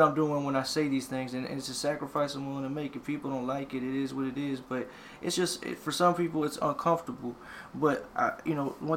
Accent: the South, United States; we're from the South

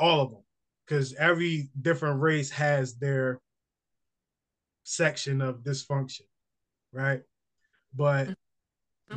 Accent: New Jersey, United States; moved away; also born or lived in North Carolina; I'm from Jersey.

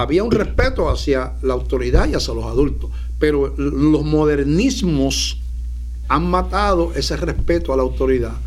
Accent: Puerto Rico; Puerto Rico, para los que no ven otros países, está, pertenece a Estados Unidos, no somos ciudadanos americanos de nacimiento desde hace más de un siglo

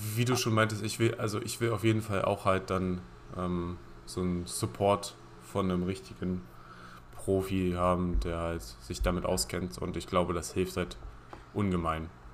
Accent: Halberstadt, Saxony-Anhalt, Germany; wir kommen ja beide aus Halberstadt

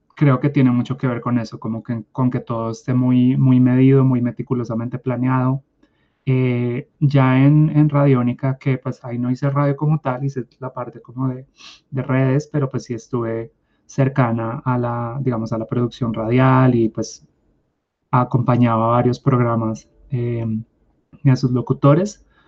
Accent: Bogotá, Colombia; nací en Bogotá

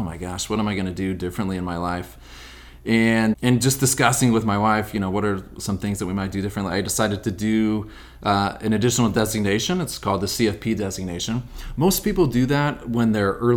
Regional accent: Sonora, California, United States; I grew up in Sonora, California, which is about 100 miles east of here.

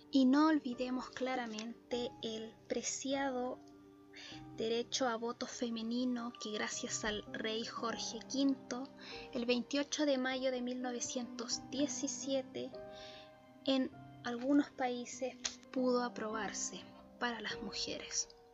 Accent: Chile; en mi país natal, Chile

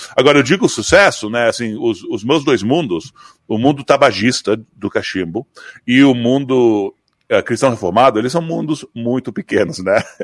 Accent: Brazil; moved away; eu sou brasileiro

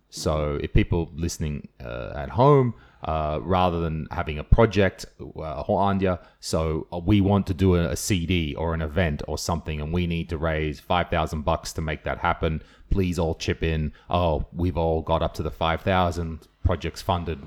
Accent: Australia; I'm Australian

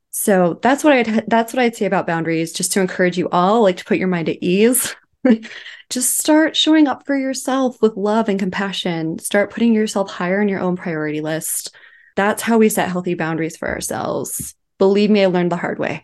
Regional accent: Twin Falls, Idaho, United States; I was living in Twin Falls, Idaho, which is my hometown

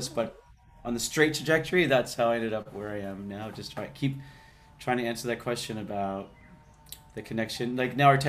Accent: Canada; moved away as an adult; also born or lived in Vancouver; now in Bali, Indonesia; I grew up in Canada. I grew up around a lot of lakes and trees.

